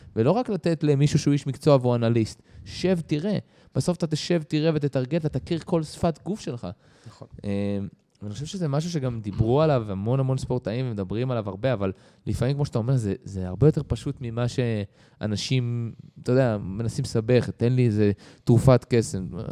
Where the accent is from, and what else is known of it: Israel